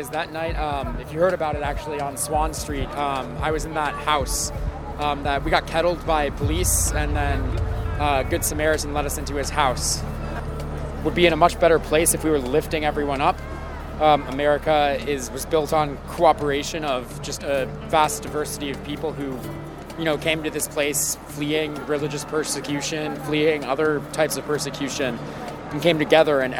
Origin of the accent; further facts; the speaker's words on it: Ohio, United States; now in Washington, United States; I'm from Ohio, but I've lived in DC for about three years now.